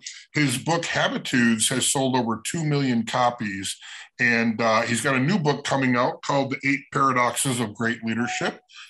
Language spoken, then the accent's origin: English; Chicago, Illinois, United States; My best friend growing up in Chicago